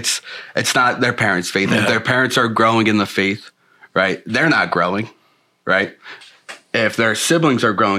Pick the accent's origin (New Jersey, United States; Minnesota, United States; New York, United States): New York, United States; Selden; moved away; I'm from Long Island, New York, little small town called Selden